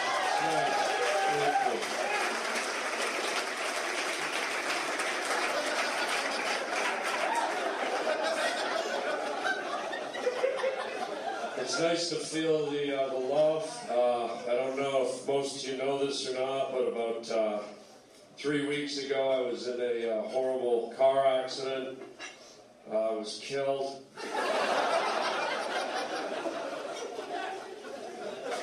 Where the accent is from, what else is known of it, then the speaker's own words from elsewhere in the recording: Toronto, Ontario, Canada; moved away as an adult; now in United States; I'm a Canadian boy. I lived in Toronto. I grew up in Toronto